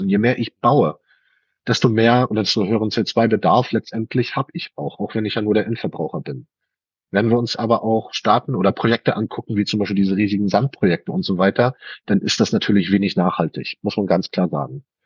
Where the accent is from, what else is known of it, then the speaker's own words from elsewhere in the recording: Germany; bei uns in Deutschland